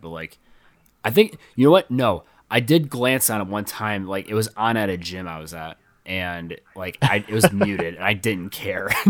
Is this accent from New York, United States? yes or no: no; near Flint, Michigan, United States; in Flint, Michigan, and, you know, that was close to my hometown